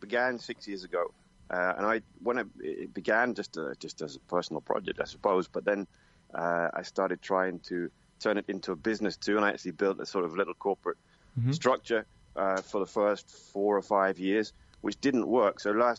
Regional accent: United Kingdom; moved away as an adult; now in Spain; I've spent basically all of my adult life outside of the UK, so and in Spanish most of it, so a kind of a mix at this point

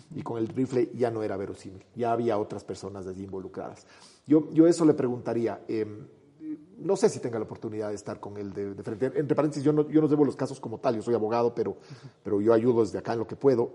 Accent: Ecuador

